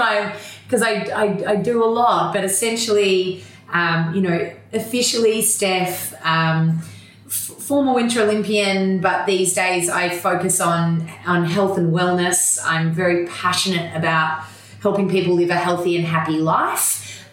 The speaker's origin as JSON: {"language": "English", "town": "Melbourne", "region": "Victoria", "country": "Australia", "tie": "born or raised there", "said": "Oh, I'm a Melbourne girl, so born and bred, and grew up in a super active, sporty family."}